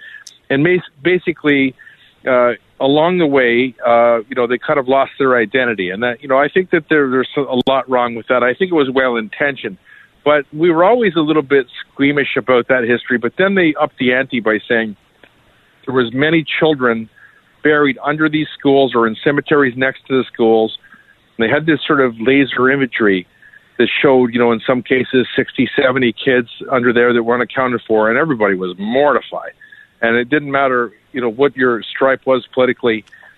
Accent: Kingston, Ontario, Canada; I'm kind of from Kingston area, so I'm very proud of that.

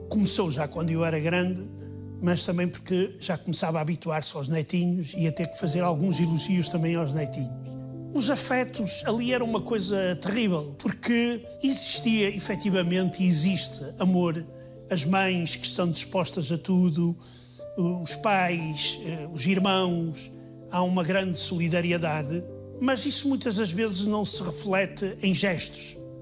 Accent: Póvoa de Varzim, Norte, Portugal; accent: northern; moved away as an adult; also born or lived in Soviet Union; Eu nasci na fronteira entre a Póvoa e Vila do Conde. E nós íamos à Póvoa quando éramos pequenos

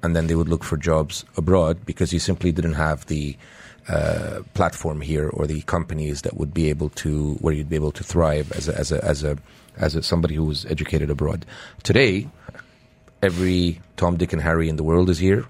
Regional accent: Canada; now in United Arab Emirates; when we were growing up in Canada

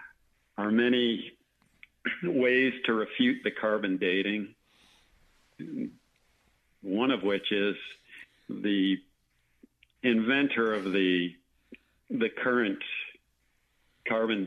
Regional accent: Grand Island, New York, United States; also born or lived in Northern Virginia / San Antonio / Philippines / Germany; now in Longview, United States; I grew up in Western New York, I grew up in Grand Island, New York

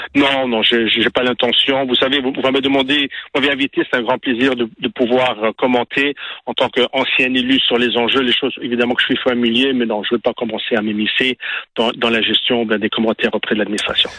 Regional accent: Montreal, Quebec, Canada; en tant que Québécois, en tant que Montréalais

